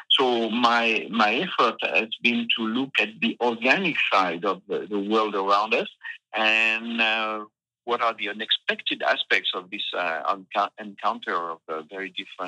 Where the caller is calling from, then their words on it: Massif Central, France; it's just the massive central, you know, these old mountains in the center of France.